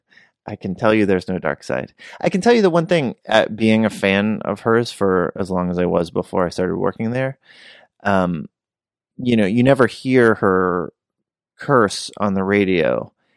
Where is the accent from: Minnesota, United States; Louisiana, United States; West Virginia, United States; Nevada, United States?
West Virginia, United States; I grew up in West Virginia